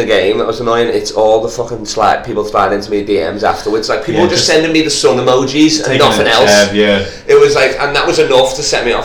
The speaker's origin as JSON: {"language": "English", "town": "Liverpool", "region": "North West England", "country": "United Kingdom", "accent": "Scouse", "moved": "yes", "lives_now": "Australia", "said": "Scouse comedian"}